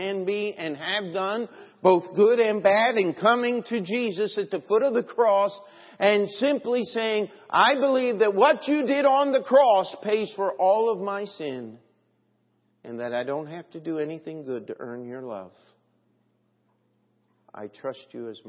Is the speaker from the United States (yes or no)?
yes; United States; I'm an American.